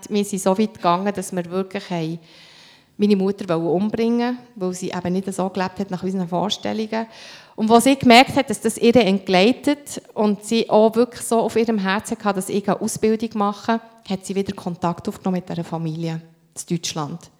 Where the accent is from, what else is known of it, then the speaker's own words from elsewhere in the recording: Beirut, Beirut Governorate, Lebanon; ich bin in den Slums von Beirut aufgewachsen und aus unserem Quartier, wir sind 19 Jahre später, bin ich mit meinem Mann äh, in Libanon gegangen, habe ihm gezeigt, wo wir wohnen